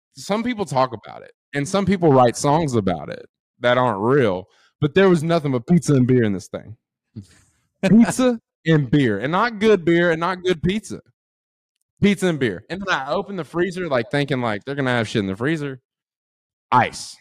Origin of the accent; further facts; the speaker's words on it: Texas, United States; also born or lived in College Station, Texas; now in Austin, United States; Coming from a small town